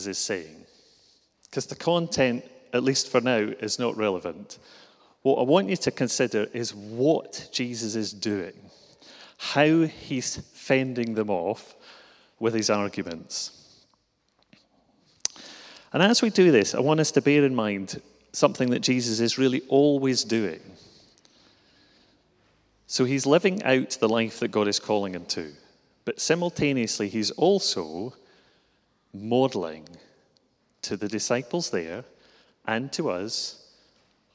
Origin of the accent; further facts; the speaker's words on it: Glasgow, Scotland, United Kingdom; accent: Glasgow; I'm from Glasgow